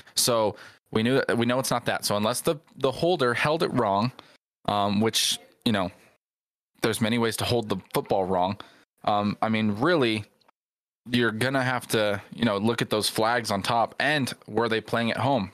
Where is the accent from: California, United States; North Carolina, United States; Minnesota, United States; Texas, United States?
California, United States; Southern; growing up where I grew up in Southern California